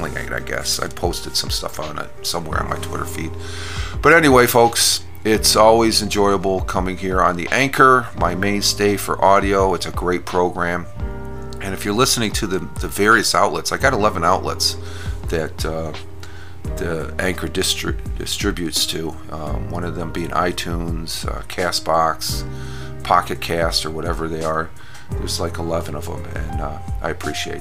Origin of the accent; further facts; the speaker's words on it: New York, United States; being a New Yorker